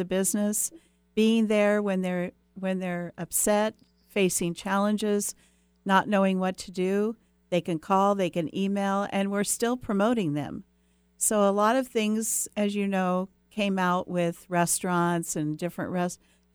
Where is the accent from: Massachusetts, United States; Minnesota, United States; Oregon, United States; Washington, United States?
Washington, United States; Edmonds; I grew up in Edmonds, Washington, and it was a very small town